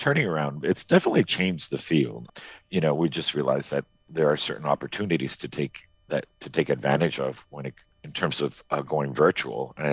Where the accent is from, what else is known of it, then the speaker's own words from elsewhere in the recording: Miami, Florida, United States; now in Maine, United States; I grew up in Miami, right? As an exile community, we're talking in the 70s